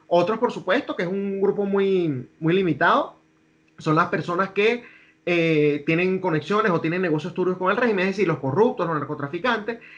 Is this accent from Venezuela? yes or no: yes; Venezuela; now in United States; te lo digo yo como venezolano